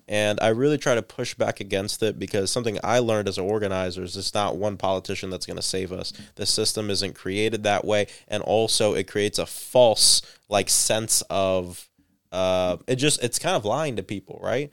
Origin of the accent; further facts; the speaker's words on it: Central Florida, United States; born and raised in Central